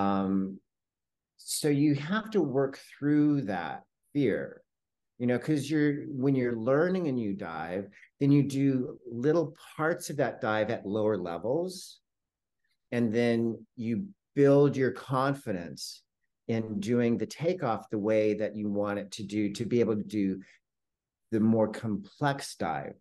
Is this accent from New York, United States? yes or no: no; El Cajon, California, United States; also born or lived in San Diego; I was born in San Diego, and I grew up in El Cajon, which is a suburb of San Diego.